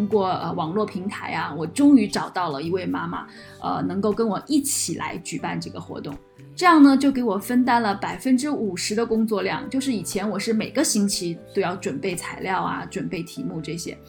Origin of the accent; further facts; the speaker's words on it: China; 口音还是很不一样，因为我是从大陆来的嘛，然后他是从台湾来的。